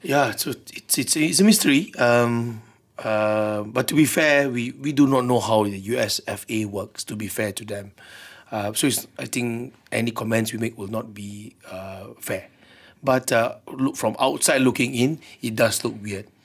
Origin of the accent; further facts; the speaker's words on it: Malaysia; being a Malaysian, I hope change will come here too